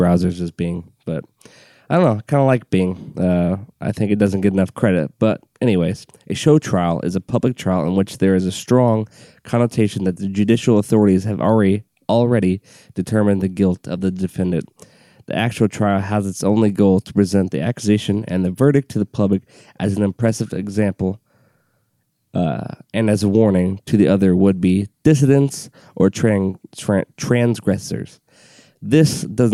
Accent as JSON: {"language": "English", "country": "United States", "said": "I'm an American"}